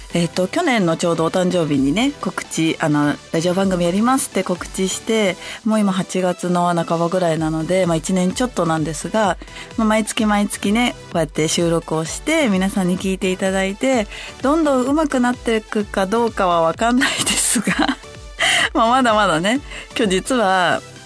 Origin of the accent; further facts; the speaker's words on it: Hachioji, Tokyo, Japan; moved away; 八王子出身